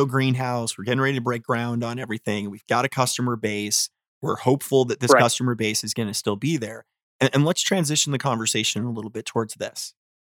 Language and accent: English; Florida, United States; moved away; I grew up in Florida